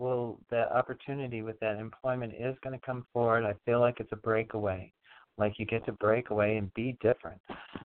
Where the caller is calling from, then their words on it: New York, United States; from New York.